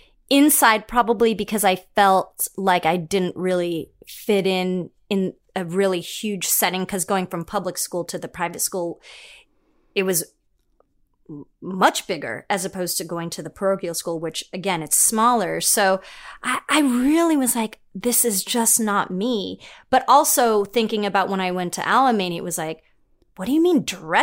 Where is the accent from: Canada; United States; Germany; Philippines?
Philippines; well, I'm Filipino and I call it a stereotype or not, but Filipinos love to sing.